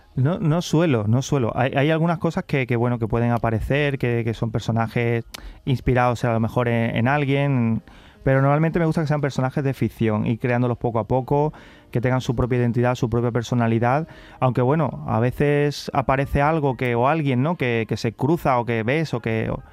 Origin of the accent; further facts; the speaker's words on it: Carmona, Andalusia, Spain; also born or lived in Seville; yo soy de Carmona, pero venía mucho a Sevilla porque mis abuelos vivían en Sevilla